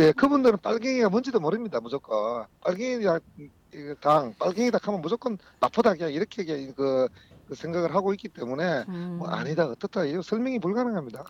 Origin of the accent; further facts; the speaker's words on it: Sangju, North Gyeongsang, South Korea; moved away as an adult; 우리 고향 상주로 내려온 지 올해가 12년째입니다